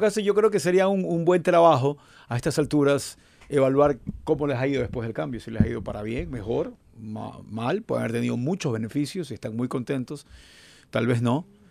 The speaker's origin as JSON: {"language": "Spanish", "country": "Ecuador", "accent": "Ecuadorian", "said": "tenemos un acento muy marcado. El ecuatoriano"}